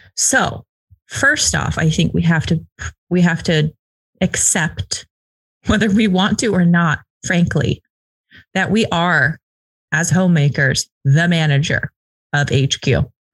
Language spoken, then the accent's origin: English; the West, United States; I'm from the West